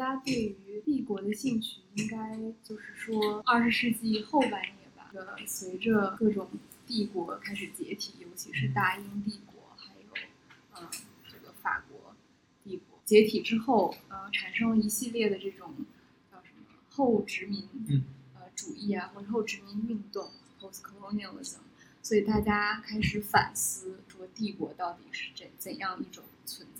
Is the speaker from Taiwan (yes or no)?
no; China; also born or lived in Russia; 我父母以前在俄罗斯工作，然后我在那边出生，然后待过一段时间，所以，但是后来，呃，回国以后就可能没有那么多跟俄罗斯的联系。